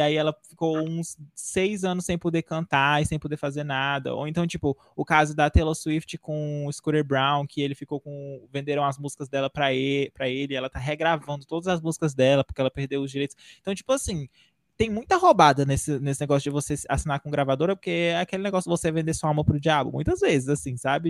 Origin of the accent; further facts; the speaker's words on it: Northeast Region, Brazil; E eu sou nordestino